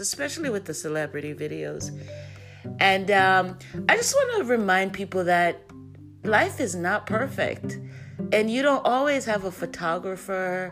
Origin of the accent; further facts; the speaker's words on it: Jamaica; we're loud Jamaican